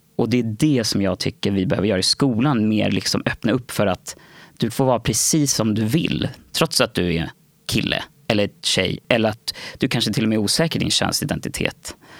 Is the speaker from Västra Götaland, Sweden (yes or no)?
no; Nacka, Stockholm County, Sweden; also born or lived in Värmdö; Jag är uppvuxen och född i Nacka. När jag föddes så bodde vi ute på Värmdö. Och där bodde jag fram tills jag var sex. Och då flyttade vi till Nacka